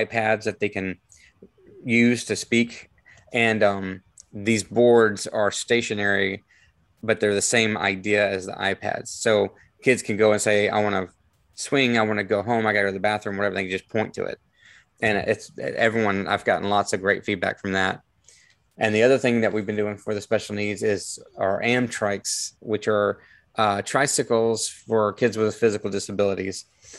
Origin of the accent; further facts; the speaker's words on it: Atlanta, Georgia, United States; moved away as an adult; now in Spring Hill, United States; So I was from Atlanta, so we moved here. I love Spring Hill. It was a big change. Moving from a very large city to Spring Hill was like moving to Mayberry